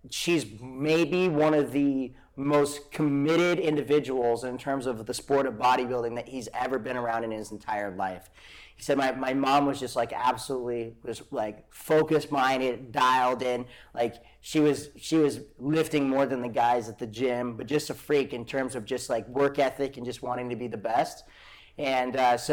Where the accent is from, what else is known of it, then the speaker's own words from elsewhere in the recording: Great Falls, Montana, United States; moved away as an adult; also born or lived in Arizona / Kauai; It's always been Great Falls. Yeah, born and raised in Great Falls.